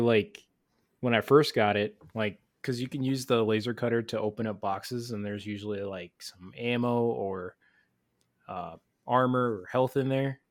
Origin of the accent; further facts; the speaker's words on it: United States; speaking as an American